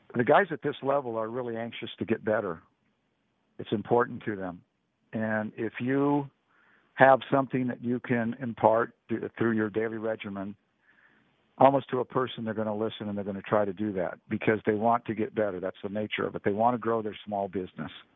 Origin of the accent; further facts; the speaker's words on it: Laton, California, United States; Layton's a small farming community. I grew up on a on a farm, uh, four miles from from Layton